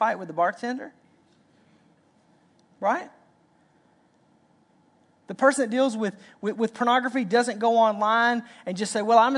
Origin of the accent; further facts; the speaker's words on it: Arkansas, United States; I'm from Arkansas